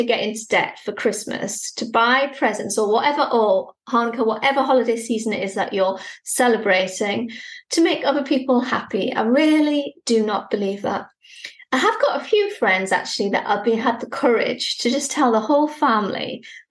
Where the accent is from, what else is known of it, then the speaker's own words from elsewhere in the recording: United Kingdom; Being British